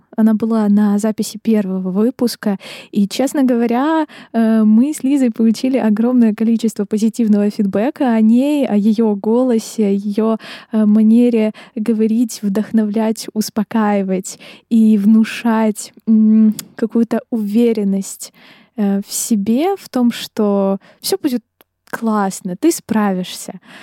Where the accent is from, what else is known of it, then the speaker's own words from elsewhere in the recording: Dnipro, Dnipropetrovsk Oblast, Ukraine; now in Kyiv, Ukraine; я из Днепра